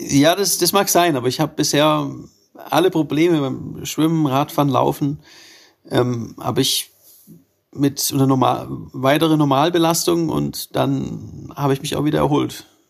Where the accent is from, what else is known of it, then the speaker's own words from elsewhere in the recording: Germany; mein Heimatland